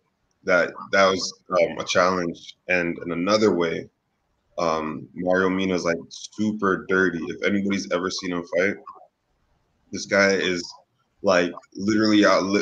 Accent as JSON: {"language": "English", "country": "Canada", "moved": "yes", "lives_now": "Los Angeles, United States", "said": "as a Canadian"}